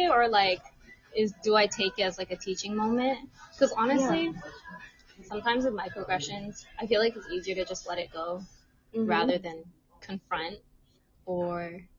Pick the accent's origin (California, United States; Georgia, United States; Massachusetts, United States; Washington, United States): Washington, United States; Seattle; I was born in Seattle. And then they always follow it up with like, okay, well, where are your parents from? Or where's your family from? And I mean, like, my family's from China